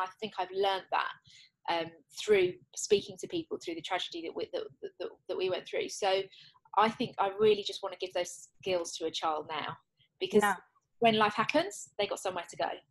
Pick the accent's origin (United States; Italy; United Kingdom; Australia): United Kingdom; England; I'm English